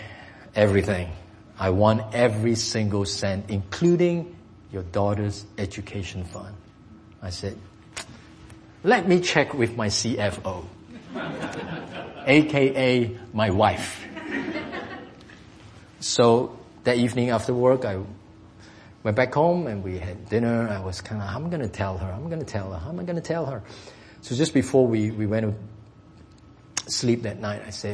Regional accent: Singapore; English is a second language; moved away; I'm from Singapore.

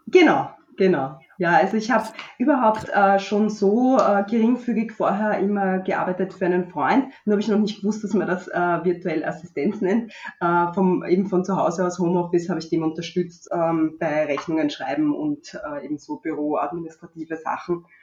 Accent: Strasshof an der Nordbahn, Lower Austria, Austria; Aus Niederösterreich, also genauer gesagt aus Straßhof.

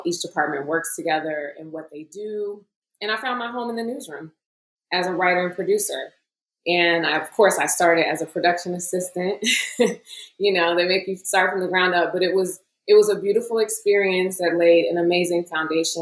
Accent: Chicago, Illinois, United States; I am originally from Chicago, born and raised

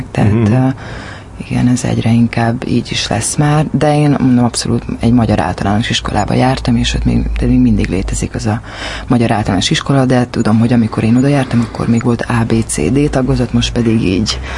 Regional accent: Hungary; Igen, ott születtem 31 évvel ezelőtt. Aztán ö, oda jártam általános iskolába.

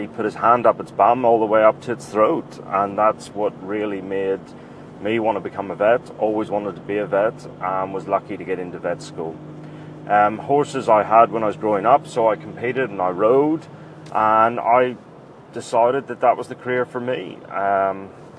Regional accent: Northern Ireland, United Kingdom; moved away as an adult; also born or lived in Cambridge, England; now in Melbourne, Australia; I grew up in Northern Ireland

